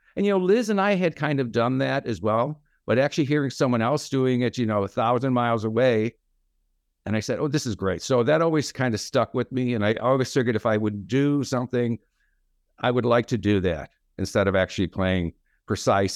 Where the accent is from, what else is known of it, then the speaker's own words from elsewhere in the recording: London, United Kingdom; moved away; also born or lived in Chicago, United States; I was born in London